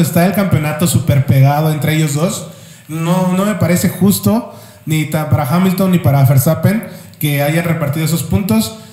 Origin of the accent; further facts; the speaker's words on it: Mexico; como mexicanos o como latinoamericanos